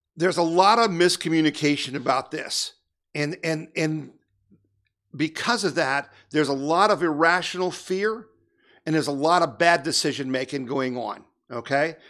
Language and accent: English; United States; I'm an American